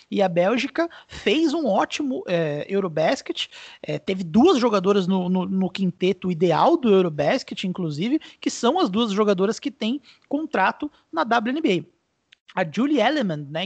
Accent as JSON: {"language": "Portuguese", "country": "Brazil", "said": "Eu, eu, particularmente, como brasileiro, detesto jogar contra Porto Rico"}